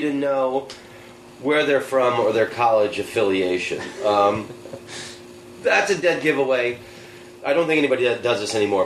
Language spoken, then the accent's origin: English; United States; I'm American